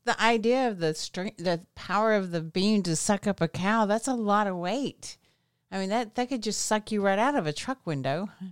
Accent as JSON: {"language": "English", "region": "Southwest Arkansas", "country": "United States", "tie": "born or raised there", "said": "I grew up in Southwest Arkansas in a really tiny little town"}